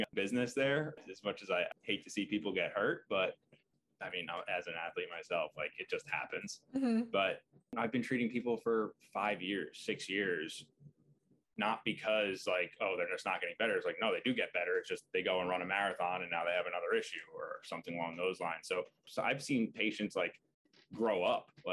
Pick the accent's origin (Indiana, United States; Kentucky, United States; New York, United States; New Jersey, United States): New York, United States; Long Island; I'm originally from Long Island, so it just kind of made sense to work in the city